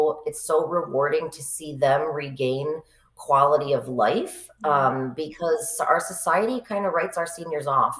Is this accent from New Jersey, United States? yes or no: no; Capital District, New York, United States; also born or lived in Boston / Plattsburgh / Saratoga; I grew up in the Capital District